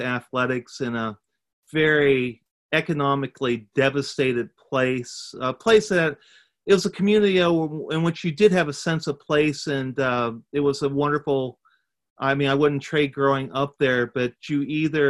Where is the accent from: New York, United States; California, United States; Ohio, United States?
Ohio, United States; Eastern; I grew up in Eastern Ohio